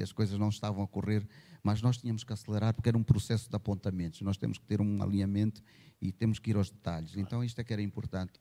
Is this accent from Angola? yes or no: yes; Angola; sendo angolano